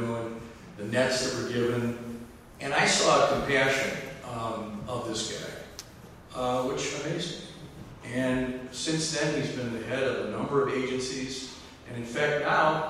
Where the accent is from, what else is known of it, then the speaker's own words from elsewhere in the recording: Wisconsin, United States; growing up in Wisconsin in this tradition